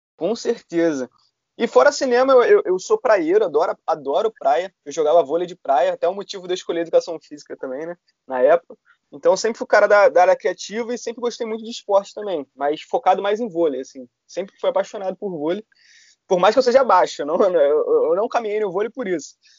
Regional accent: Rio de Janeiro, Brazil; eu sou aqui da Tijuca, no Rio de Janeiro

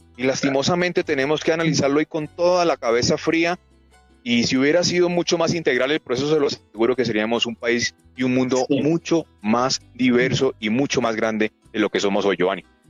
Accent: Colombia; Como colombianos

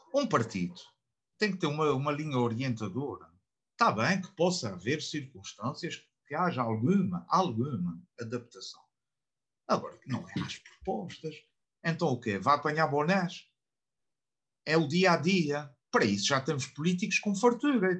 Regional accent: Portugal

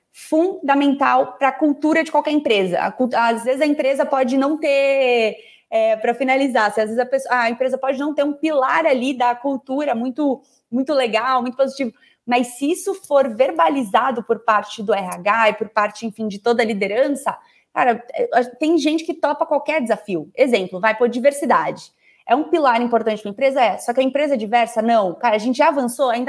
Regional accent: Goiás, Brazil; Eu sou goiana, em Goiânia a gente fala que não adianta só você botar o ovo, você precisa chocar.

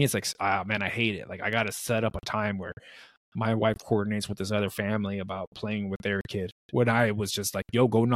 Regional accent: California, United States; now in Arizona, United States; I grew up in California.

